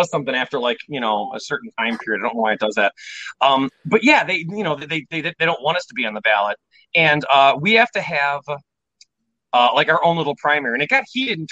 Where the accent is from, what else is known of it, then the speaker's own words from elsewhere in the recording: Chicago, Illinois, United States; I come from Chicago